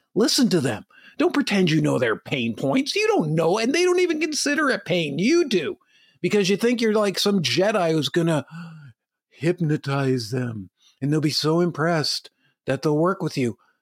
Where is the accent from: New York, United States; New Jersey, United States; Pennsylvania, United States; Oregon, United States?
New Jersey, United States; Madison; now in Chico, United States; I live in Chico, California. It's way different than when I grew up in Madison, New Jersey